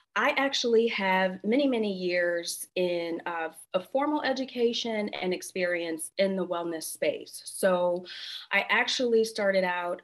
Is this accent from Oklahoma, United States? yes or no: no; Flint, Michigan, United States; I actually am a Midwestern girl. So I grew up in a small town with a huge reputation, um, and I grew up in Flint, Michigan.